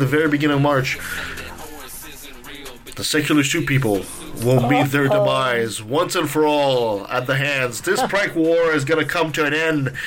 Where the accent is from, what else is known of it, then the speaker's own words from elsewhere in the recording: Canada; us Canadians can really talk politics